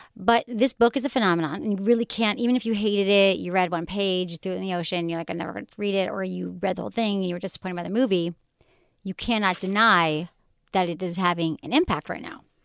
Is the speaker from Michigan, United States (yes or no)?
yes; Michigan, United States; accent: Michigan; my Michigan accent